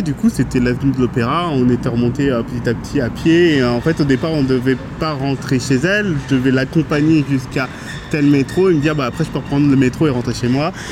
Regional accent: France; je suis français

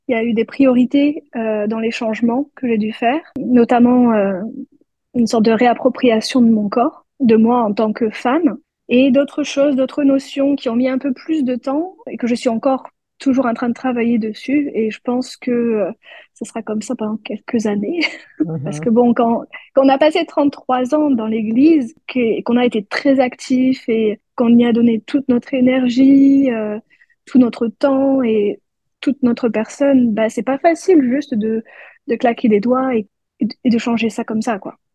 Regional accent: France; en France, euh, quand on, va à l'école, on est souvent les seuls membres

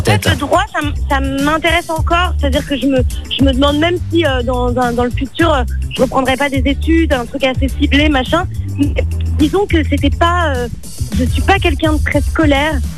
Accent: Paris, Île-de-France, France; je suis née à Paris

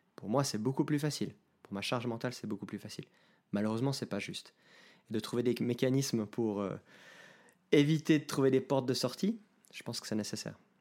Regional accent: Geneva, Switzerland; moved away as an adult; now in Lausanne, Switzerland; Je suis né à Genève, j'habite aujourd'hui à Lausanne euh, depuis que j'ai déménagé dans cette ville pour mes études en 2008

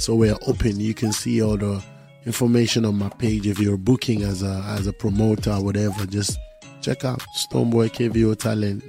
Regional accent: Volta, Ghana; Volta region where I come from

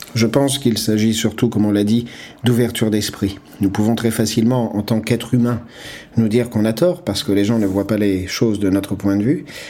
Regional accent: Nigeria; now in United Kingdom; Je viens moi-même du Nigeria où nous résolvons les problèmes de manière très différente. Et je vis au Royaume-Uni

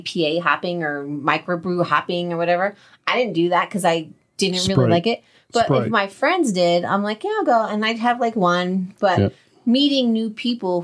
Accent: New Jersey, United States

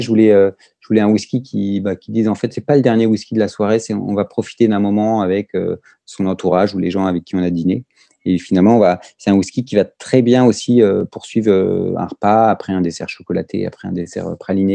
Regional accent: France; also born or lived in Brittany; moi, en tant que Français

